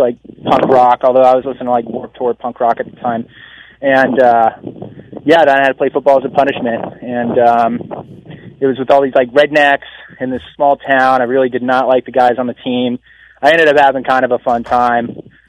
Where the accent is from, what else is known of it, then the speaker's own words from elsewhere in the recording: Virginia, United States; now in San Diego, United States; This was in Southern Virginia. So I'm born and raised Virginia. I live in San Diego now and went to Virginia Tech.